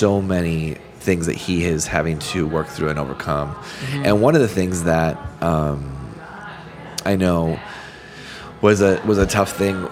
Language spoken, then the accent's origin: English; Michigan, United States; we grew up in Michigan as kids.